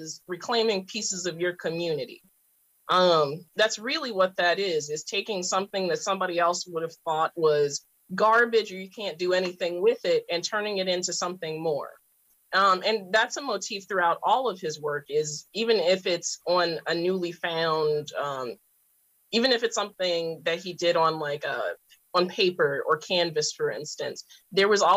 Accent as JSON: {"language": "English", "town": "Baltimore", "region": "Maryland", "country": "United States", "said": "I came from West Baltimore"}